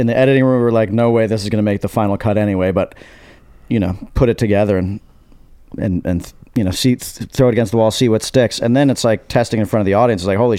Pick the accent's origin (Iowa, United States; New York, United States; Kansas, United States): New York, United States; New York City; I grew up in New York City